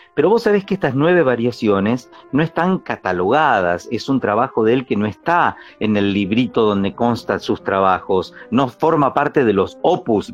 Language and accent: Spanish; Pehuajó, Buenos Aires Province, Argentina; soy del campo, que soy de Peguajó